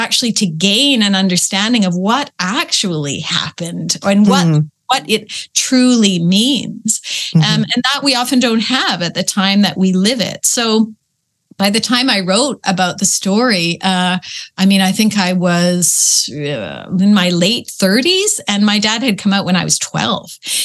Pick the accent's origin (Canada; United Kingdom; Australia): Canada; Peterborough, Ontario; I grew up in Peterborough, Ontario, which was at that time a pretty small provincial little place.